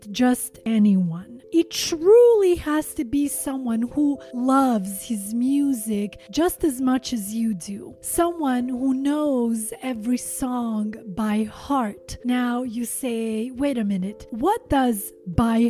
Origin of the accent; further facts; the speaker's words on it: Sweden; English is a second language; also born or lived in Montenegro; now in Los Angeles, United States; I was born in Montenegro, former Yugoslavia. I am Albanian by nationality, but I grew up in Sweden